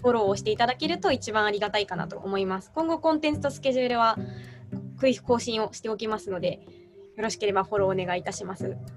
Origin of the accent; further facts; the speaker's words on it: Nara, Japan; 私はですね、奈良県生まれ、奈良県育ちで、今も一応